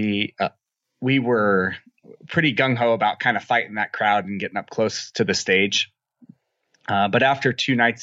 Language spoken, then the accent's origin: English; Apple Valley, California, United States; I'm from a little town, a sort of small town called Apple Valley. It's about 200 miles south of Las Vegas, just down I-15.